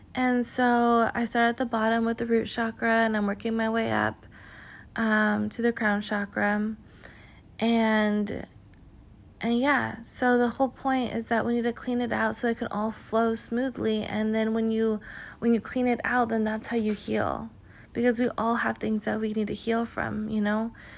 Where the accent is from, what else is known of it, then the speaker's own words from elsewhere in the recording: California, United States; I'm from California